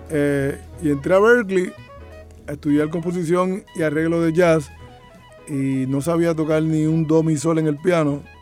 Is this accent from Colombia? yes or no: no; Loíza, Puerto Rico; Si yo me crié en Loíza allí, este, no entiendo.